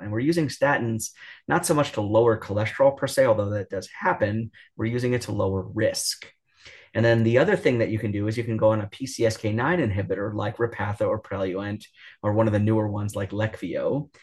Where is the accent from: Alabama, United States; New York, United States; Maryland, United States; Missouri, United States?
New York, United States; I'm from New York